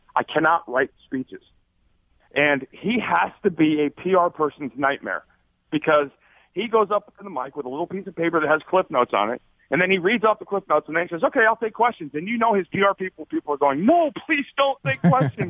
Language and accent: English; Arizona, United States; also born or lived in Alaska; I grew up in Arizona, another very uh, uh, conservative state